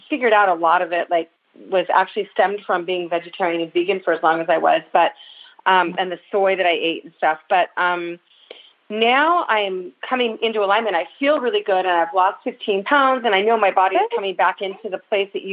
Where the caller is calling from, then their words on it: Santa Cruz, California, United States; I'm calling from Santa Cruz